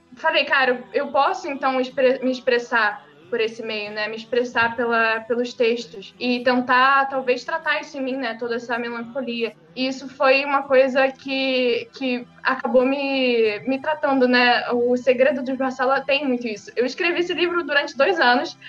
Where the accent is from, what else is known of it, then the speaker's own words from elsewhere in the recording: São Gonçalo, Rio de Janeiro, Brazil; eu sou do Rio de Janeiro, eu moro em São Gonçalo, nasci e cresci aqui.